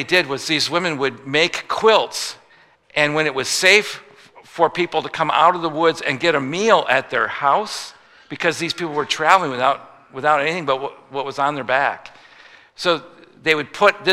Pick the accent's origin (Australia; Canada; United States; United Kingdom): United States; Midwest; I'm a Midwesterner